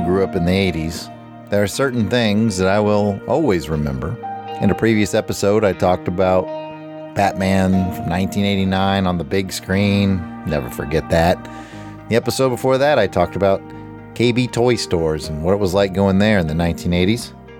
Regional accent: Fulda, Hesse, Germany; we're going back to the time where I grew up in Fulda, Germany.

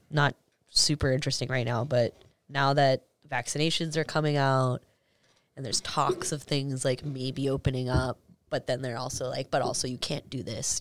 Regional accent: Medford, Massachusetts, United States; also born or lived in New York / Miami / East Boston; I grew up in Medford

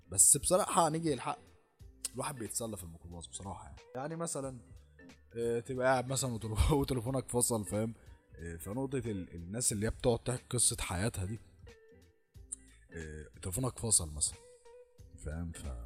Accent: Egypt; لازم احنا كمصريين لازم نتحنك

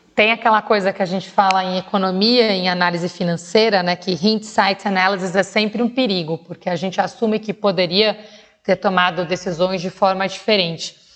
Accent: São Paulo, Brazil; Eu nasci na Vila das Belezas, no distrito do Campo Limpo, na periferia de São Paulo

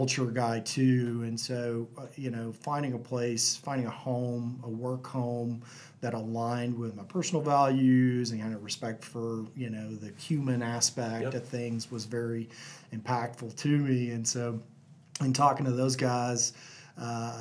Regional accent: North Texas, United States; also born or lived in Lubbock, Texas; now in Houston, United States; I grew up in a little small town in North Texas, about an hour south of Wichita Falls.

